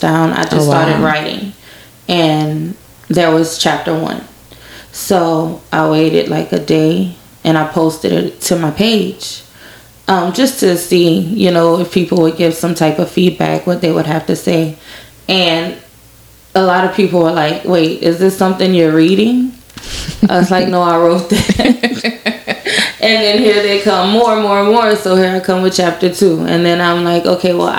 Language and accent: English; Lafayette, Louisiana, United States; I'm from Lafayette. Went to Northside High, graduated in 2004.